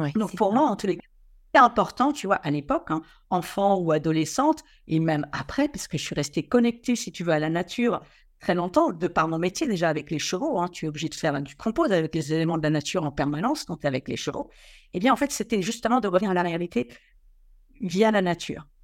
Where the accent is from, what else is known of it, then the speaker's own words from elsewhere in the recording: Quiberon, Brittany, France; je suis originaire de la presqu'île de Quiberon et j'ai eu la, chance, euh, même s'il n'y a pas de hasard, d'être élevé devant la, côte sauvage